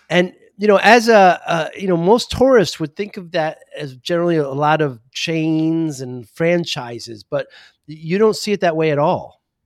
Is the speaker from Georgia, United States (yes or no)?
no; New Haven, Connecticut, United States; I'm from New Haven